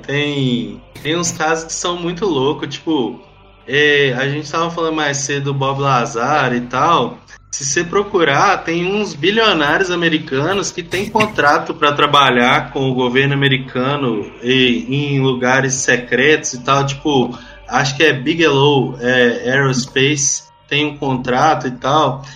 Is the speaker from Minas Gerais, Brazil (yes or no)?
yes; Minas Gerais, Brazil; eu também sou mineiro